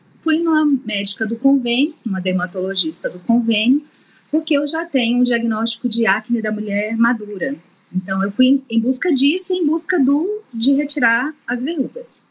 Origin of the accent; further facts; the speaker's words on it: Minas Gerais, Brazil; Sou mineira